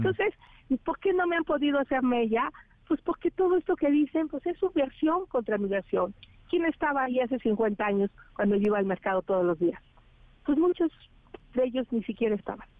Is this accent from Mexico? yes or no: yes; Tepatepec, Hidalgo, Mexico; moved away; salí de Tepatepec